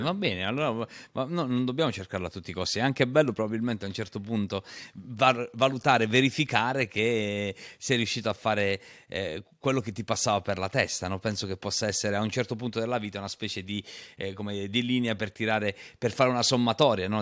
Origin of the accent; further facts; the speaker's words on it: Matera, Basilicata, Italy; io sono materano